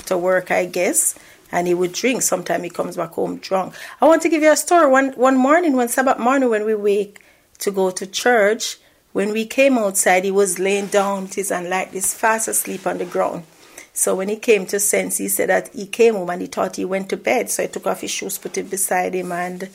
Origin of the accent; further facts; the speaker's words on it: Saint Mary, Jamaica; also born or lived in Kingston, Jamaica; as a child growing up in Jamaica, I had a normal life.